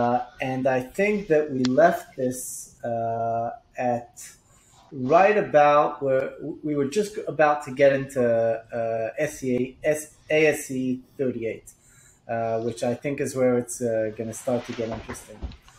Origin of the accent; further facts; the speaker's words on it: Israel; accent: Israeli; Excuse my Israeli accent.